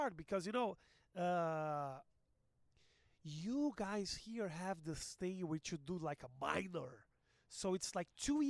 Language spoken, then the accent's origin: English; Porto Alegre, Rio Grande do Sul, Brazil; English is a second language; also born or lived in Los Angeles; now in São Paulo, Brazil; I'm from Brazil. I am actually from Porto Alegre, which is a city in the south, but I live in São Paulo.